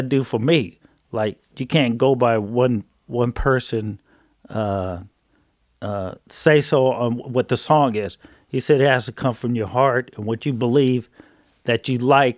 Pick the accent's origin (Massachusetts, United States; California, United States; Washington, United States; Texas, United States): California, United States; Oakland; we're from Oakland